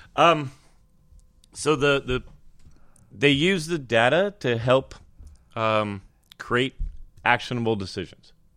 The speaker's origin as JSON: {"language": "English", "region": "California", "country": "United States", "said": "in California, that, which is, that, that's my home state"}